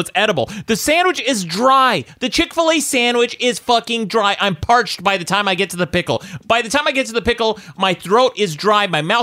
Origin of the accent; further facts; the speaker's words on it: Salt Lake City, Utah, United States; Here in Utah, my hometown, Salt Lake City